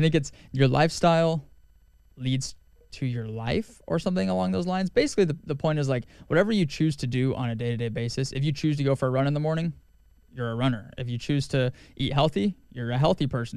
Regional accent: Wyoming, United States; growing up in Wyoming

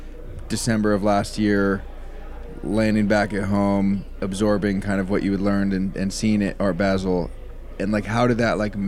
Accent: Marin County, California, United States; upper middle class family that did fine, but like a lot of my friends, I grew up in Marin County, which is like a well-off area. I would say comparable to Marin County, I was on like the lower end of that.

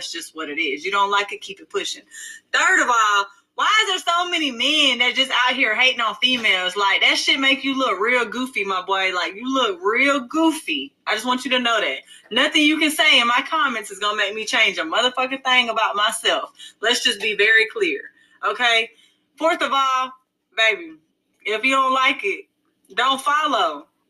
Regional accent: Atlanta, Georgia, United States; I'm well aware that I'm white. I'm actually German and Irish, if you want to be specific. Second off, I'm from South Side of Atlanta. How I talk is how I talk.

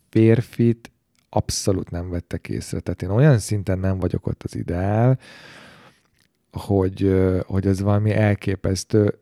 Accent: Hungary

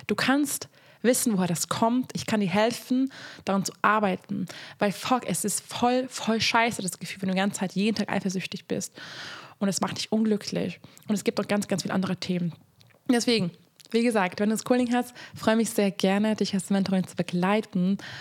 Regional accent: Hungary; moved away; Also ich komme aus Ungarn

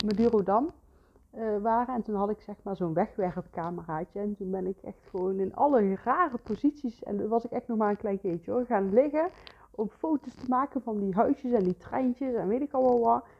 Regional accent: Geldrop, North Brabant, Netherlands; moved away as an adult; also born or lived in Heeze; now in Bakel, Netherlands; ik kom van origine uit Gelderop. ik ben niet in Gelderop geboren, maar kort daarna ben, zijn we naar Gelderop toe verhuisd en daar heb ik eigenlijk heel mijn leven eh, gewoond.

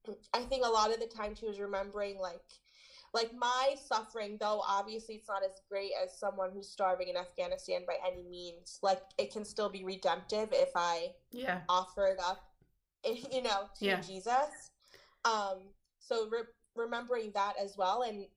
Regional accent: New York City, New York, United States; Yeah, so I was born and raised in New York City.

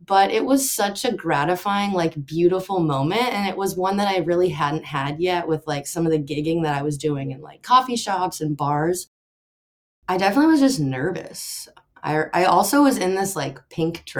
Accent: Austin, Texas, United States; I grew up in Austin, Texas, so that's where I am now.

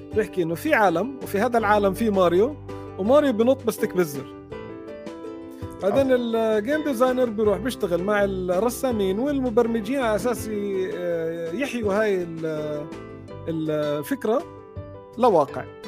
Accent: Jordan; انا من من الاردن اصلا

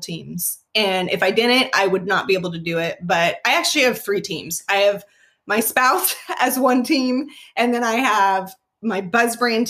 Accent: Las Vegas, Nevada, United States; moved away as an adult; now in Oklahoma City, United States; I was born and raised in Las Vegas, and my family is still there.

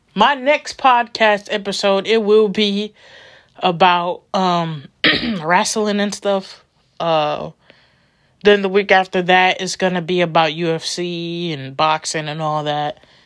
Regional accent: Milwaukee, Wisconsin, United States; I'm coming back to my hometown, Milwaukee

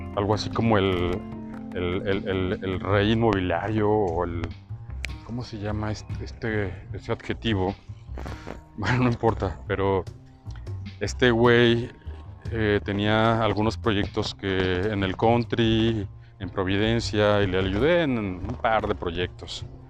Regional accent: Irapuato, Guanajuato, Mexico; moved away as an adult; also born or lived in Morelia, Michoacán / Mexico City / León, Guanajuato; now in Guadalajara, Mexico; yo siendo michoacano de nacimiento, nací en Morelia, les había comentado, este, había vivido pues en Ciudad de México de los 3 años a los, a los 6 y luego en Irapuato de los 6, 7 a los, no sé, 18 eh, y luego en León

